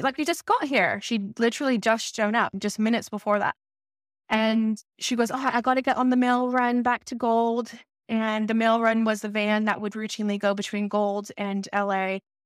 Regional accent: Los Angeles, California, United States; I started at the C E O in Los Angeles when I was six years old, and it was my experience through growing up between six years old to thirteen years old

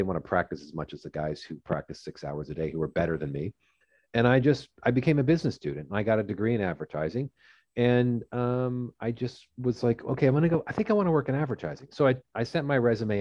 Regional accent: Fullerton, California, United States; I grew up in Southern California, and I grew up in Orange County, which is about in a place called Fullerton

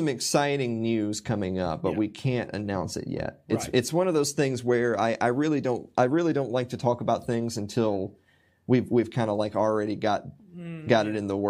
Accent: Tennessee, United States; because like I'm from Middle Tennessee. I've lived here most of my life

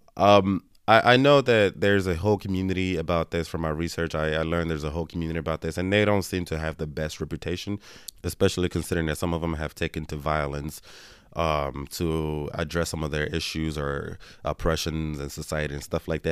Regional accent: Nigeria; I'm Nigerian

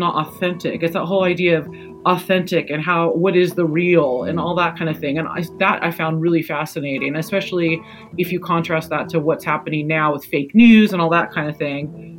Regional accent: United States; being British, like, for me as a kid in America

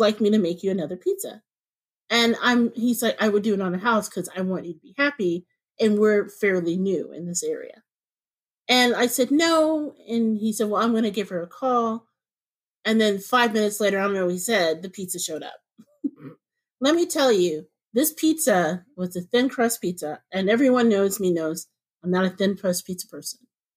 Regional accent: Indianapolis, Indiana, United States; moved away as an adult; now in Northwest Indiana, United States; growing up in Indianapolis in the suburbs

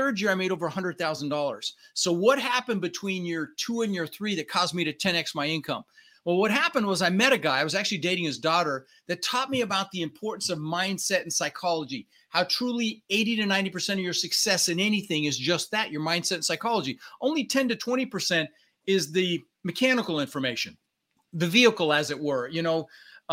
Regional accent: Denver, Colorado, United States; English is a second language; also born or lived in Netherlands; And we ended up in Denver, Colorado

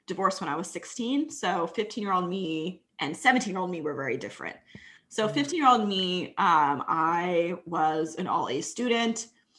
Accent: Texas, United States; my parents are two immigrants from Jamaica. I grew up in Texas

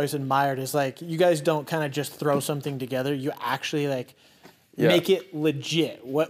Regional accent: Colorado, United States; Because obviously we've been in Colorado for our whole YouTube career, whole life, basically.

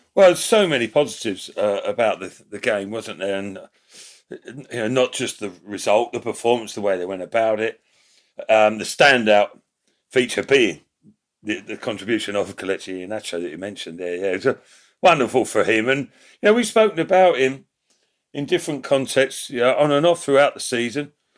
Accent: London, United Kingdom; I'm from South London way

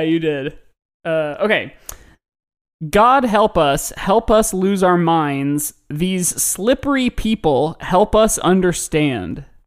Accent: Midwest, United States; growing up in the Midwest

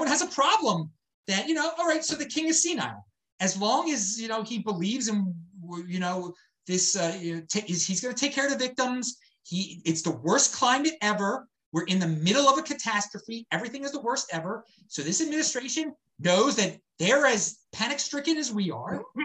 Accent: Baltimore, Maryland, United States; moved away; I am from Baltimore

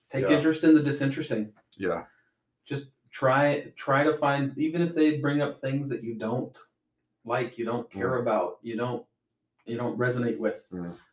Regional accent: Spokane, Washington, United States; Spokane, Washington.

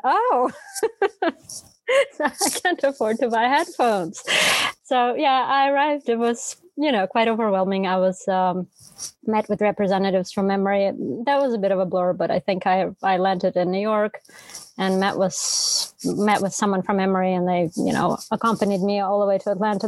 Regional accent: Moscow, Russia; English is a second language; moved away as an adult; also born or lived in Prague, Czech Republic; now in United States; So I was born in Russia in Moscow, and I grew up in Moscow and in Prague.

